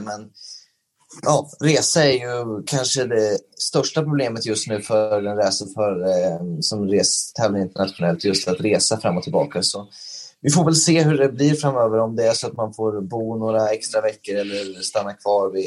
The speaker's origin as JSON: {"language": "Swedish", "country": "Sweden", "moved": "as an adult", "said": "när man åker som svensk över till, eh, till eh, USA"}